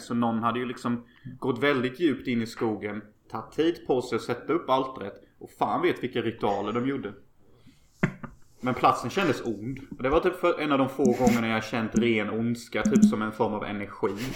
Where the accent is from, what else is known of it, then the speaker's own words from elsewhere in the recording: Unnaryd, Jönköping County, Sweden; now in Los Angeles, United States; alla mina grannar i Önneryd där jag kommer ifrån